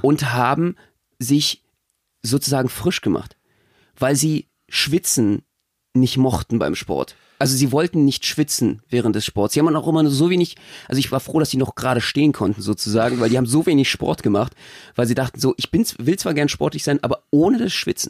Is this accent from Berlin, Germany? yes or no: yes; Berlin, Germany; ich komme ja selber aus Marzahn